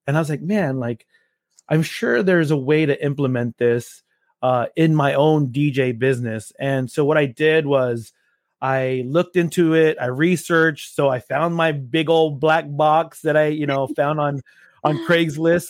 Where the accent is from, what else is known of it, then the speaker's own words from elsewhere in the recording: Los Angeles, California, United States; moved away as an adult; now in Austin, United States; I am originally from Los Angeles, California